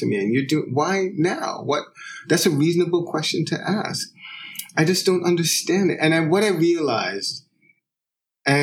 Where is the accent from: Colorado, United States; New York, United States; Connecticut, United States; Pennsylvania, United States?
New York, United States; also born or lived in London; my mother would often visit the house I grew up in. She lives in Jamaica, but she would often come back and visit to get various things and spend a little bit of time in New York.